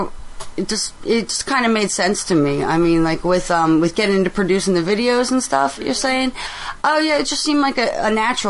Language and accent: English; Pennsylvania, United States; I'm from Pennsylvania